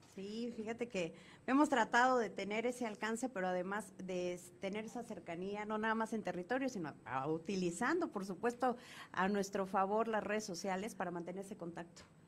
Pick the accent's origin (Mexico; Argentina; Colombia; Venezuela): Mexico; Cuicatlán, Oaxaca; yo soy de la región de La Cañada, yo nací, crecí en Cuicatlán